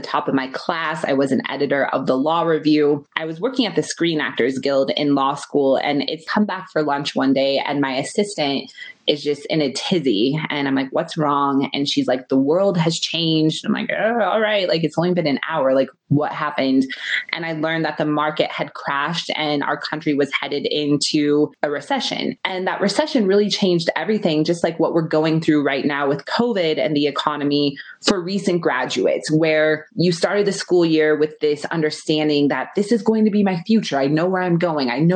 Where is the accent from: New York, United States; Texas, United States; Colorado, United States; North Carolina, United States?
Colorado, United States; Denver; I'm from Denver, Colorado. I shadowed the editor of our local newspaper when I was a freshman in high school